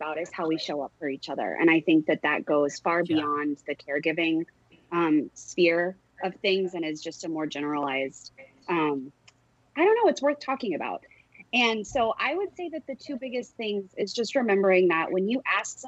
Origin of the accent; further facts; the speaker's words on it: Texas, United States; I'm from Texas